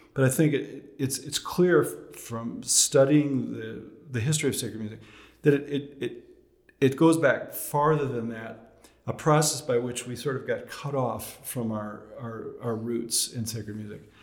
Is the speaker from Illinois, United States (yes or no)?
yes; Chicago, Illinois, United States; moved away; also born or lived in Massachusetts; I'm from Chicago originally